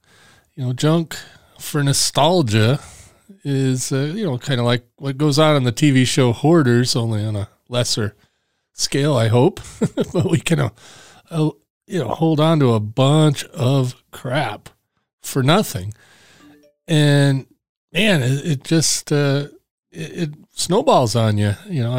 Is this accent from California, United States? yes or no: no; Traverse City, Michigan, United States; yeah, I'm here from Traverse City, Michigan. Way up in the pinky finger, if you look at the back of your left hand, and that looks like the lower peninsula of Michigan.